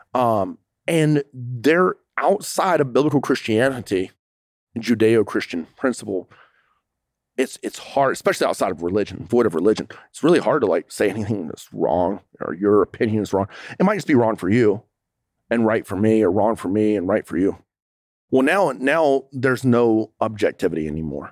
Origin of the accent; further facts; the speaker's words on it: United States; I'm an American